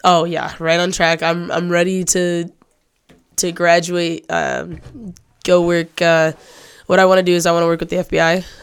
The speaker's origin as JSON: {"language": "English", "town": "Manton", "region": "Michigan", "country": "United States", "also_born_or_lived": "Cadillac, Michigan", "moved": "yes", "said": "I'm from a small town in northern Michigan. I'm from Manton."}